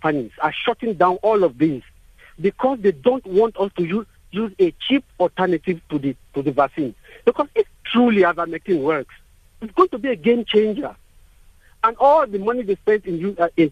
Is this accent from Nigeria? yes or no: yes; Nigeria; now in South Africa; I'm originally from Nigeria